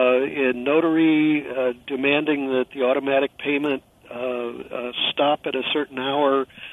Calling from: California, United States; I'm calling you from California

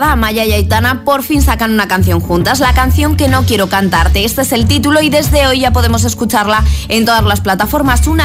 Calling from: Tenerife, Canary Islands, Spain; desde Tenerife.

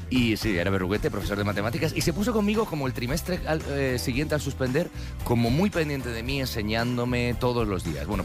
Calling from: Valencia, Valencian Community, Spain; Good morning, soy … de Valencia.

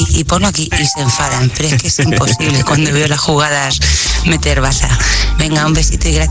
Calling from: Valencia, Valencian Community, Spain; A ver Hola … de Valencia.

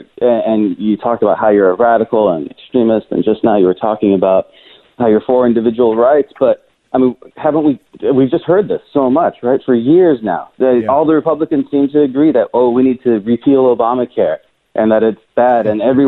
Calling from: Washington, United States; I'm calling from Washington State, actually.

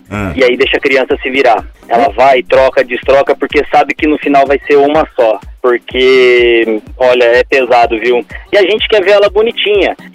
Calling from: Tapiratiba, São Paulo, Brazil; Ah, Escondido no interior de São Paulo.

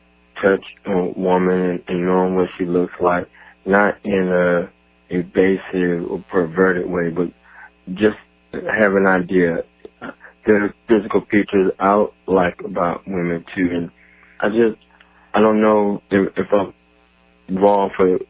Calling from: Atlanta, Georgia, United States; I'm calling from Atlanta, Georgia

